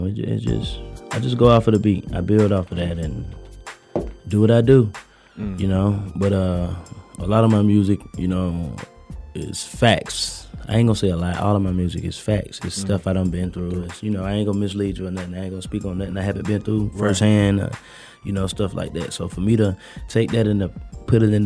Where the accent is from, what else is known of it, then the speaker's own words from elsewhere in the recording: Jacksonville, Florida, United States; also born or lived in Alabama; now in Atlanta, United States; I was born in Alabama. I was raised in Duval County, Jacksonville, Florida